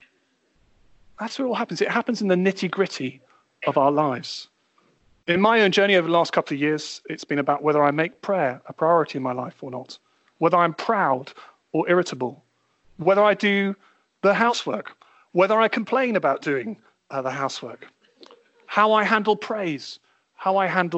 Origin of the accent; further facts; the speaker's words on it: United Kingdom; being British